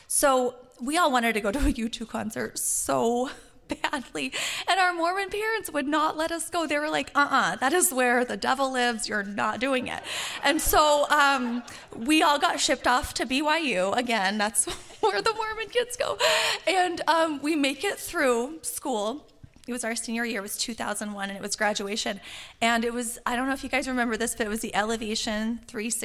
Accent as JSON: {"language": "English", "town": "Calgary", "region": "Alberta", "country": "Canada", "said": "I'm from Calgary, Alberta"}